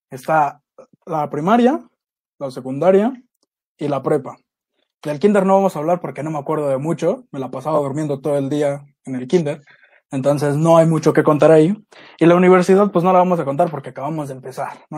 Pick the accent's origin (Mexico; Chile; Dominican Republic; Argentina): Mexico; Mexico City; soy de Iztapalapa